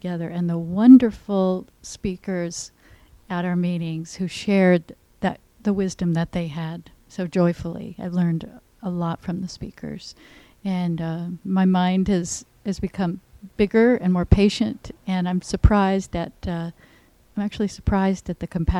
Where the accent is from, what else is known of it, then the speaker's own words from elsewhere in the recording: Redwood Shores, California, United States; I'm from Redwood Shores.